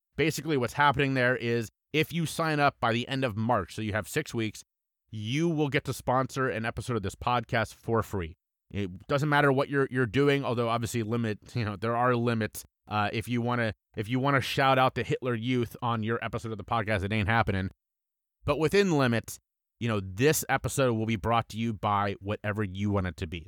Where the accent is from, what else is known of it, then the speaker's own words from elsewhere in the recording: Cincinnati, Ohio, United States; my hometown and my favorite team, the Cincinnati Reds